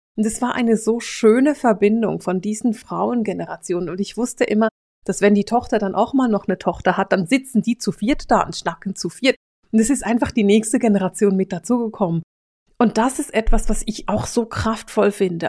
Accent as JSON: {"language": "German", "country": "Switzerland", "said": "ich bin Schweizerin"}